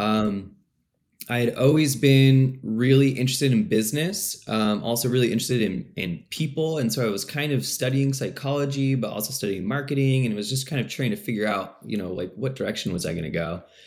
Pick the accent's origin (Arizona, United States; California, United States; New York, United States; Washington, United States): Washington, United States; Puyallup; moved away as an adult; now in Bellingham, United States; I grew up on South Hill